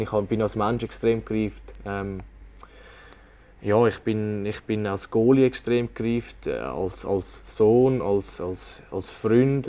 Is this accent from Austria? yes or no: no; Zurich, Switzerland; also born or lived in Kloten; ich würde mich jetzt auch als Zürcher bezeichnen und äh, überhaupt nicht als Klotner